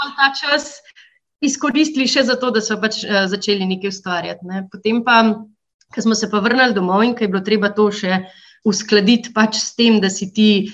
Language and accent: Slovenian; Slovenia; also born or lived in United States; smo odraščali v Minšu, v isti ulici